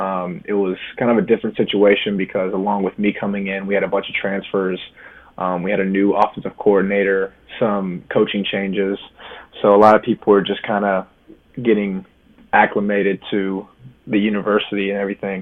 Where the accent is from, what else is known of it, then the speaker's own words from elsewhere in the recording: Lexington, Kentucky, United States; moved away as an adult; also born or lived in Louisville, Kentucky; now in New Jersey, United States; I was born and raised in Lexington, Kentucky.